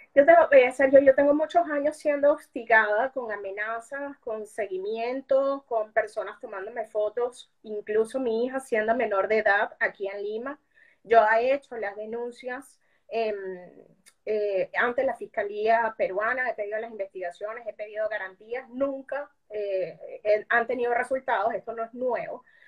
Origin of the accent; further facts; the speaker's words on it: Venezuela; moved away as an adult; now in Peru; como nosotros, como los venezolanos que hemos vivido, sufrido e incluso sobrevivido a la persecución del régimen, y eso es lo que nos ha llevado a ti, a mí, a millones de venezolanos a salir.